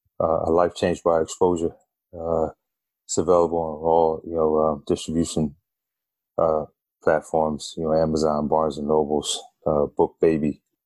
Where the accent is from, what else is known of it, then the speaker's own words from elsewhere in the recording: Bronx, New York, United States; I was from the Bronx, right?